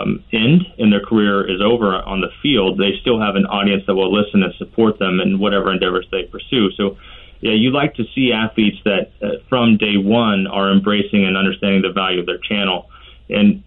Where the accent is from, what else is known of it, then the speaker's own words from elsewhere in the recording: Kansas City, Missouri, United States; I grew up in Kansas City